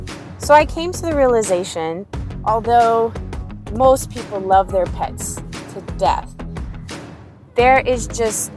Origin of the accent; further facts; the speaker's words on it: Arlington, Virginia, United States; also born or lived in Washington, District of Columbia, United States; I am a DC native and I grew up in Arlington, Virginia